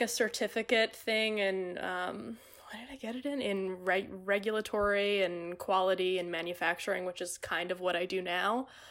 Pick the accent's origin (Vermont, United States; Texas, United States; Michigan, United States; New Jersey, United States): New Jersey, United States; Middletown; now in Hoboken, United States; I grew up and have lived the majority of my life in, uh, picturesque Middletown, New Jersey.